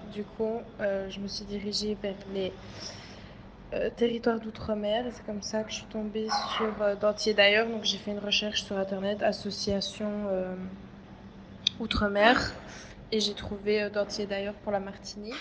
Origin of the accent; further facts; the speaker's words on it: Belgium; je viens de Belgique